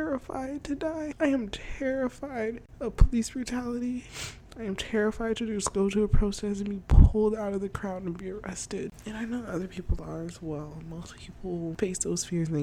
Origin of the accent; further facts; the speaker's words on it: United States; As a black woman in America, I was only born here